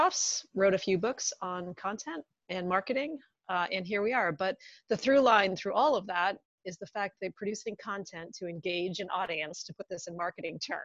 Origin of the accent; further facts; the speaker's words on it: just outside of Boston, Massachusetts, United States; I grew up just outside of Boston